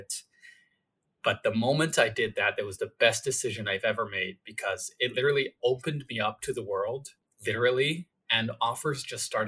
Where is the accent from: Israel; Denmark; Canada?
Israel; I was born in Israel.